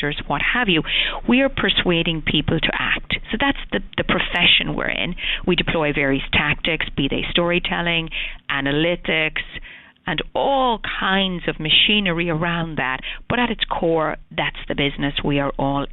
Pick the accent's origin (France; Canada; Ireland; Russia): Ireland; moved away as an adult; now in United States; As the accent probably portrays, I was born in Ireland, I've been in the States 20 years